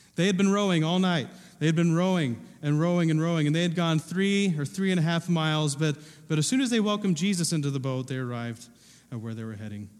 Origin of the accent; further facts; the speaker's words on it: Southern Ohio, United States; I wasn't born, but I was raised in Ohio. I was raised in Southern Ohio